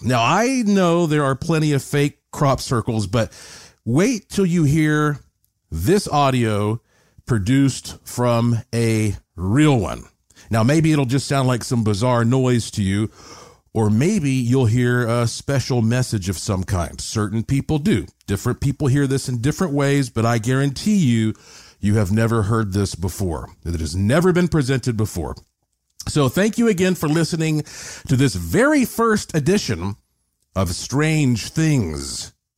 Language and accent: English; Asheville, North Carolina, United States; born or raised there